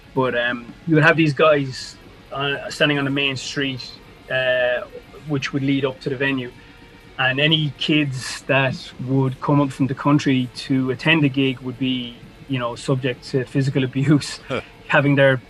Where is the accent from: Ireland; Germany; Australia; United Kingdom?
Ireland; born or raised there; now in Dublin, Ireland